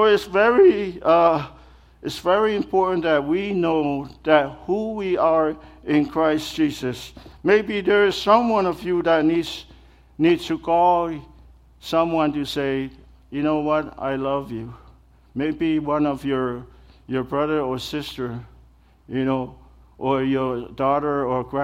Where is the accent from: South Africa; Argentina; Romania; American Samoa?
American Samoa; moved away; Growing up back home, the culture is just different, you know. I'm from American Samoa, that's where I'm from.